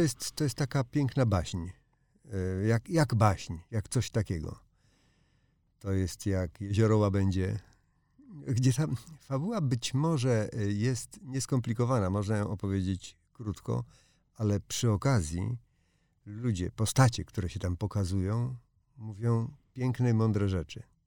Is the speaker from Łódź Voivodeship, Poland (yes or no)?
yes; Łódź, Łódź Voivodeship, Poland; jestem z Łodzi